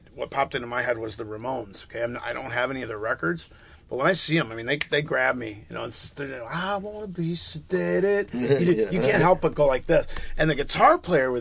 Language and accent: English; Pittsford, New York, United States; I grew up in Pittsford Village